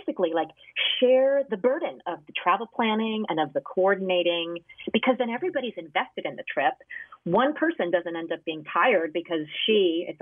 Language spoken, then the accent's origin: English; New Jersey, United States; I grew up in New Jersey